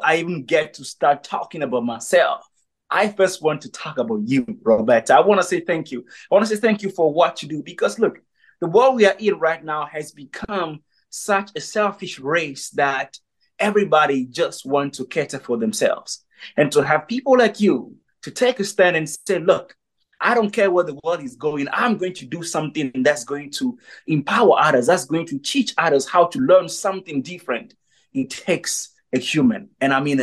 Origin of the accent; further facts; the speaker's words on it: Togo; moved away as an adult; also born or lived in South Africa; I grew up in a two-bedroom house, you know, I mean, on the dirt road of Togo